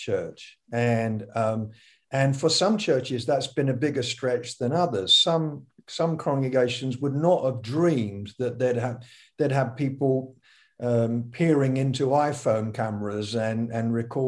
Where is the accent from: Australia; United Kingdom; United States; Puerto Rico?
United Kingdom; being British